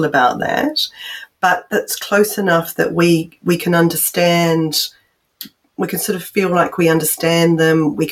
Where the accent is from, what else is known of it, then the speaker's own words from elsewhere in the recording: New Zealand; I'm from New Zealand